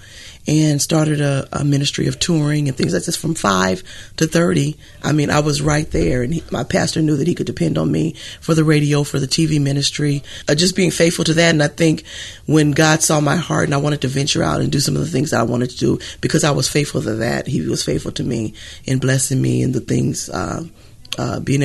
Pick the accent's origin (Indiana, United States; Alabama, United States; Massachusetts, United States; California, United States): California, United States; San Francisco; I'm from America, USA, San Francisco, California, USA. Grew up with six brothers and sisters.